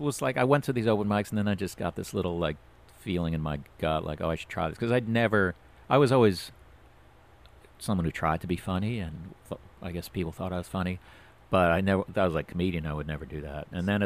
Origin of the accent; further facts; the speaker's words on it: New York, United States; born there; also born or lived in Florida; I mean, I was born in New York, then I moved to Florida and moved back.